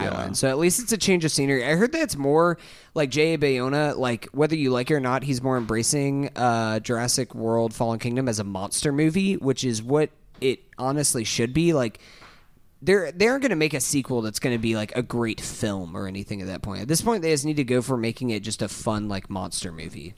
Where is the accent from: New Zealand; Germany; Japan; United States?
United States; Tallahassee, Florida; we're from Tallahassee.